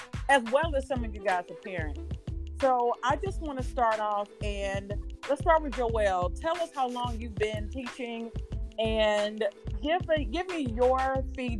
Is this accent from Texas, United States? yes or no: no; St. Louis, Missouri, United States; From St. Louis, Missouri, our hometown, my hometown